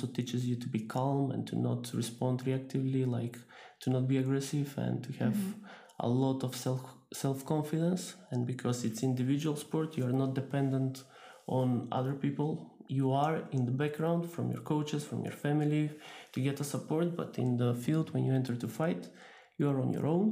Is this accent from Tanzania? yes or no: no; Skopje, North Macedonia; I'm coming from Skopje, North Macedonia.